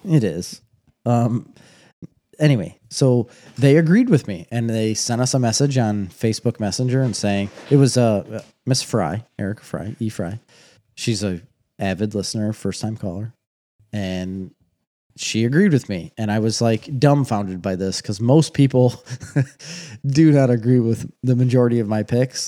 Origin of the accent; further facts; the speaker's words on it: United States; I'm too American